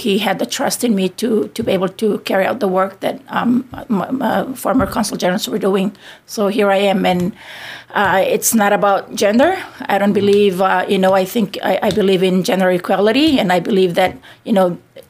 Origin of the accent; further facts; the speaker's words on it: Yap, Micronesia; moved away as an adult; now in Guam; I'm from Yap.